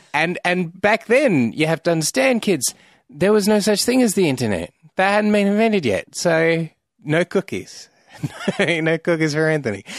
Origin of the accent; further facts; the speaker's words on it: Australia; I'm an Australian